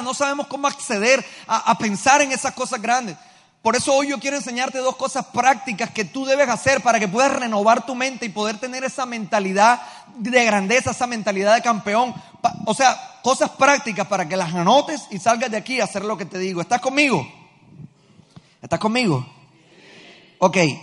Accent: Colombia; nosotros como pueblo colombiano

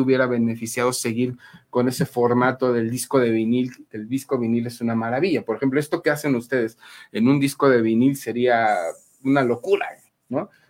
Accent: Mexico; como mexicanos

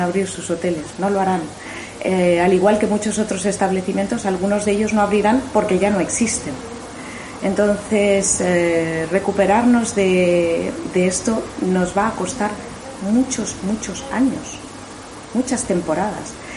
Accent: Mallorca, Balearic Islands, Spain; como mallorquina

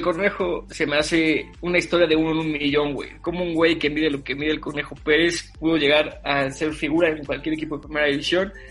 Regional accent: Toluca, State of Mexico, Mexico; yo viví mi infancia en Toluca mucho tiempo.

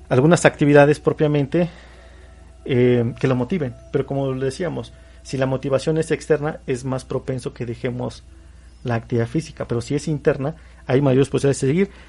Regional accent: Mexico; como mexicanos

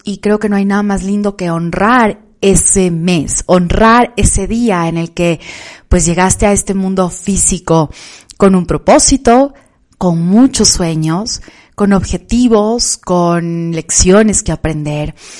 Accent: Quito, Pichincha, Ecuador; en la ciudad de Quito, donde vivo, de donde soy

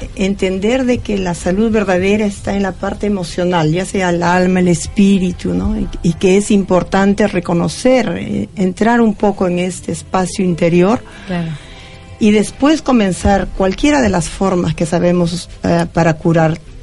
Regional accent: Peru; moved away; no estoy en mi país y estoy feliz de estar en, Argentina

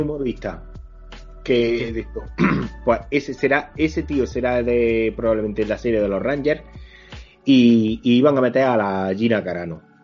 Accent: Spain; somos mm, españoles

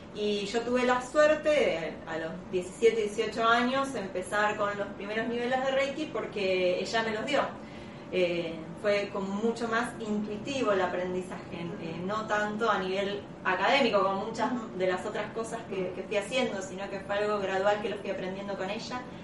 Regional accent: La Plata, Buenos Aires Province, Argentina; yo soy de La Plata

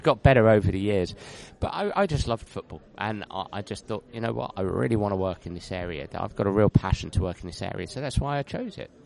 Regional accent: London, United Kingdom; I'm a Londoner, so I was born in London, and uh, I don't live in London anymore. I just live just outside of London

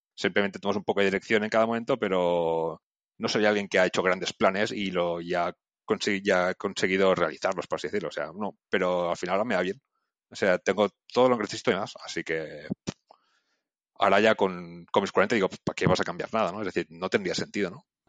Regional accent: Barcelona, Catalonia, Spain; moved away as an adult; also born or lived in Lausanne, Switzerland; yo como crecí en Barcelona

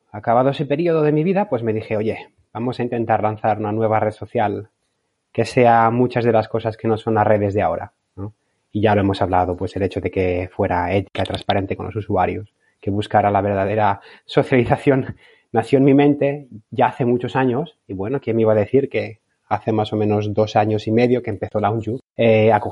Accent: Valencian Community, Spain; moved away as an adult; now in Bologna, Italy; Pues tengo 37 años, soy valenciano, pero vivo desde hace más o menos 10 años en Bolonia, en Italia.

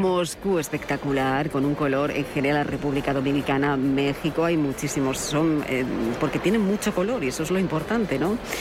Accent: Extremadura, Spain; Extremadura, porque no voy a hablar yo de mi tierra

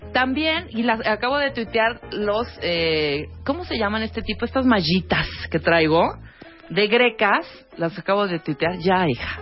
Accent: Chiapas, Mexico; En mi pueblo, yo soy de Chiapas

